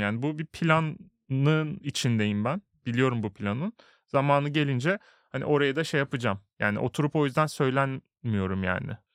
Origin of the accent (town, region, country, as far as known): Turkey; moved away as an adult; now in Sweden